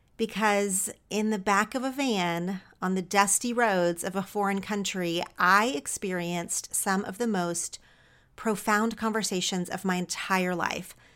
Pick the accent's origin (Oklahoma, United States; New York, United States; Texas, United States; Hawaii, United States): Oklahoma, United States; moved away as an adult; now in Los Angeles, United States; growing up in Oklahoma.